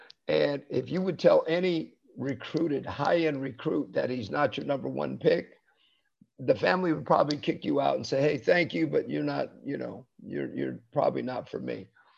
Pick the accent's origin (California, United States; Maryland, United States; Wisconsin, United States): California, United States; San Jose; a young boy growing up in San Jose, California